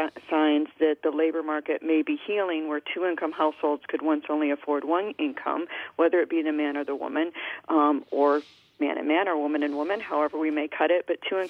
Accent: Detroit, Michigan, United States; I think back to the 1970s when I was growing up in the Detroit area

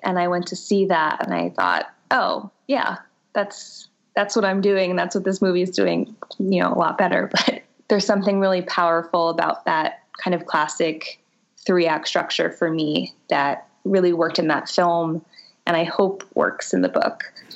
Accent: Boca Raton, Florida, United States; growing up in Boca Raton, Florida, in a privileged Jewish family

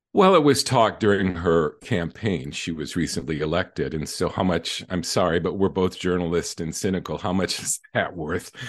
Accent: Michigan, United States; I'm from Michigan

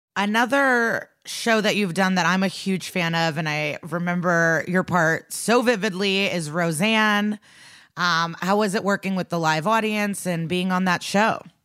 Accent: Chicago, Illinois, United States; moved away as an adult; also born or lived in New York; now in Los Angeles, United States; As someone that lived in New York and I'm from Chicago

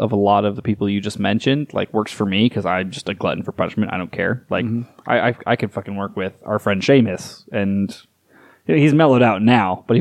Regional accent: Southwest United States, United States; I grew up in the Southwest United States.

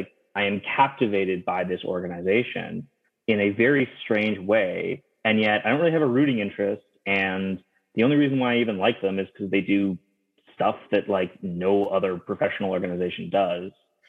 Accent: Toronto, Ontario, Canada; moved away as an adult; now in British Columbia, Canada; I grew up actually in the Toronto area

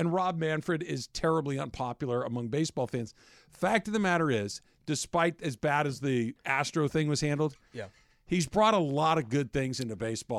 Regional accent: Arcadia, California, United States; I grew up in Arcadia

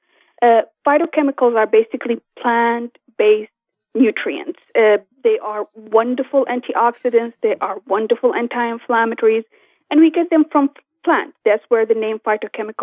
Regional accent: Kurdistan Region, Iraq; moved away; I'm originally from Kurdistan of Iraq

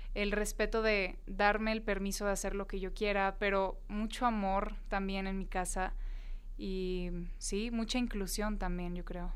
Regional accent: Tijuana, Baja California, Mexico; moved away as an adult; yo soy de Tijuana, me crié allá, estuve pues los primeros 18 años de mi vida en Tijuana

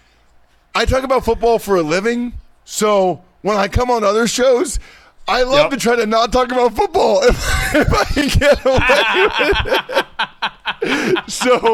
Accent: Wyomissing, Pennsylvania, United States; I grew up in Wyomissing, Pennsylvania, hometown of …

